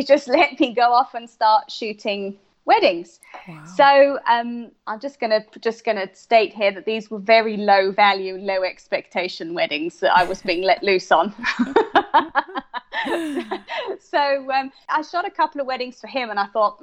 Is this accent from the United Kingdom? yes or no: yes; United Kingdom; I'm from the UK, so I'm British.